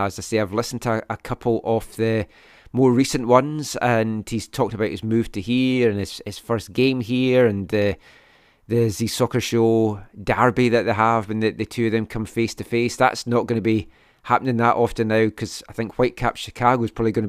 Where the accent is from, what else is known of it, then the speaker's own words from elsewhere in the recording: Scotland, United Kingdom; now in Vancouver, Canada; I'm Scottish